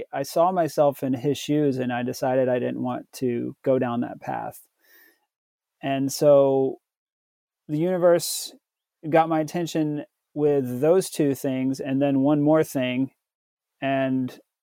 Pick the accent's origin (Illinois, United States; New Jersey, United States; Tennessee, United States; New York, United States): Tennessee, United States; I was born in the South in Tennessee. So I grew up Southern Baptist.